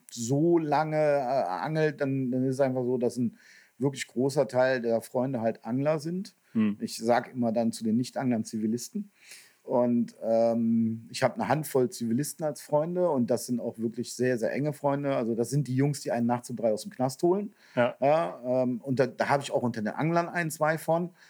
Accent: North Rhine-Westphalia, Germany; Also jetzt komme ich ja aus dem Kölner Raum und wir haben einige Big Fish Gewässer gehabt

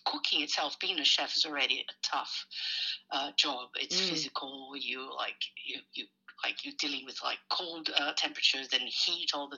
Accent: Brazil; moved away as an adult; also born or lived in Sao Paulo; now in Melbourne, Australia; I'm originally from Brazil, my parents have farms, so I kind of grew up in a farm

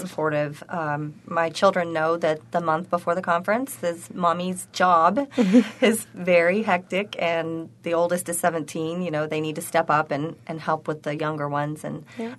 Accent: Tennessee, United States; also born or lived in Arkansas; now in Buffalo, United States; I'm originally from Tennessee

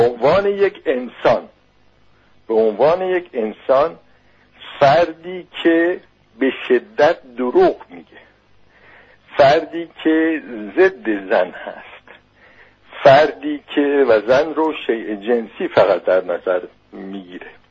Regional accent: Iran; من به عنوان یک ایرانی

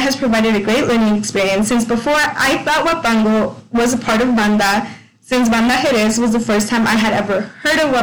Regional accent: California, United States; I grew up in California

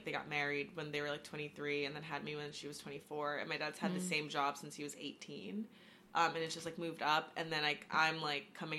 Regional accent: Long Island, New York, United States; moved away as an adult; also born or lived in Boston; I'm from New York, Long Island, so not the cool part. So I'm like an hour away or an hour and a half away from Manhattan

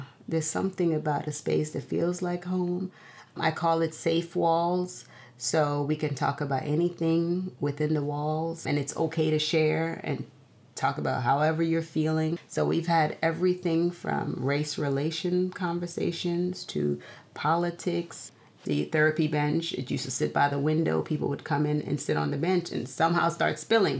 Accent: Guyana; moved away; growing up in Guyana

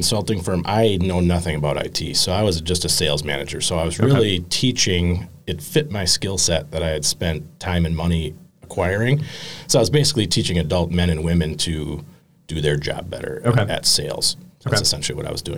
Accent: Sturgeon Bay, Door County, Wisconsin, United States; moved away; I felt kind of like a stranger in my own hometown

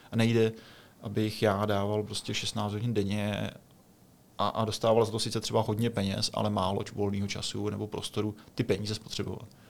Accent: Czechia; my Češi jsme specifický

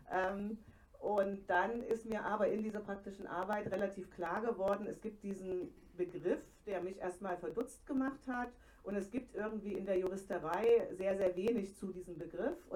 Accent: Leipzig, Saxony, Germany; Ich komme aus Leipzig, das habt ihr gerade gehört. Da wird in Phasen größter Aufregung auch mal ein Pfeffi getrunken.

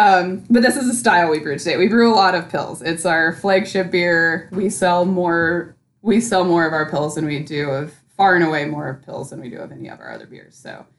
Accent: Portland, Oregon, United States; I grew up in the Portland area, kind of during the craft beer scene

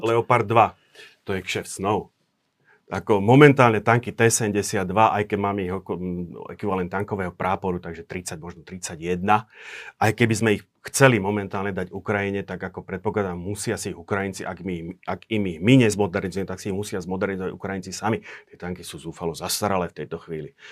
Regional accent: Slovakia; som zo Slovenska

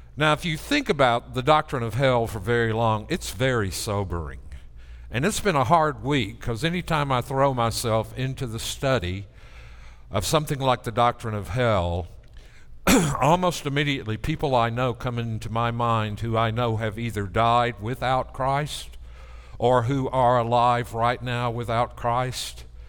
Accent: near Mount Lebanon, Tennessee, United States; in my first church in Mount Lebanon, Tennessee, which is right outside my hometown

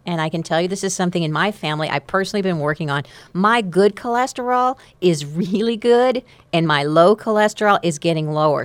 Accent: Amarillo, Texas, United States; I'm from Amarillo

